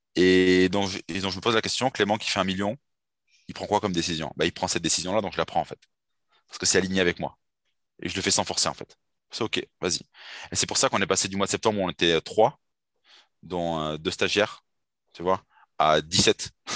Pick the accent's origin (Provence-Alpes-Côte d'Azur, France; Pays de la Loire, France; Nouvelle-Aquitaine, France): Nouvelle-Aquitaine, France; Bordeaux; je suis de Bordeaux